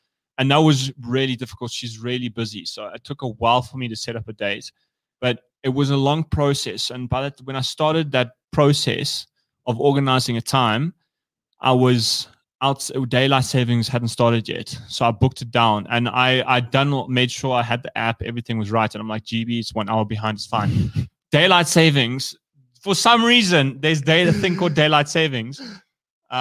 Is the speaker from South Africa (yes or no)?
yes; South Africa; being South African